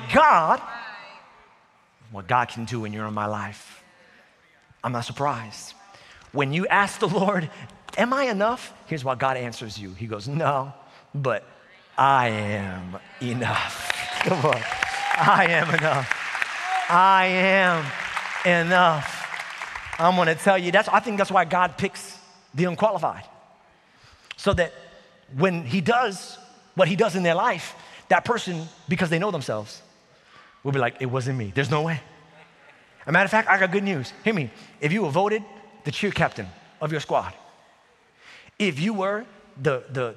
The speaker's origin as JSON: {"language": "English", "town": "New York City", "region": "New York", "country": "United States", "tie": "born or raised there", "also_born_or_lived": "Staten Island", "said": "I grew up in New York City"}